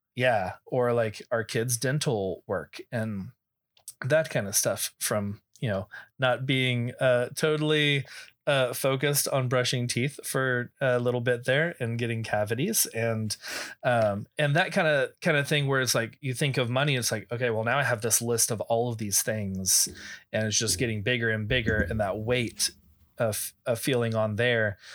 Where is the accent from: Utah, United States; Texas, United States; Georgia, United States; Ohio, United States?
Texas, United States; I grew up in Texas